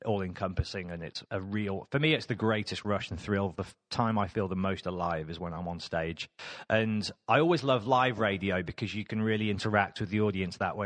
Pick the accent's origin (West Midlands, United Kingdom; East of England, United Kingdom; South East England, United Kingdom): West Midlands, United Kingdom; Birmingham; moved away as an adult; now in London, United Kingdom; I am from Birmingham